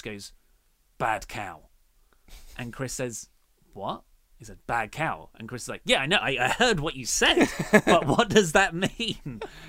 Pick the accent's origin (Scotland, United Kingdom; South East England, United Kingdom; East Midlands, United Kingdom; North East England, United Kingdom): South East England, United Kingdom; Dartford; Well, I am from Dartford, and that's that's how everyone from Dartford sounds, and how I used to sound until I effectively did My Fair Lady to myself.